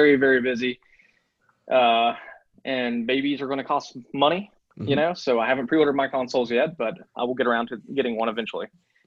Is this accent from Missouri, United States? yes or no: no; Sissonville, West Virginia, United States; moved away as an adult; I moved back to my hometown in Sissonville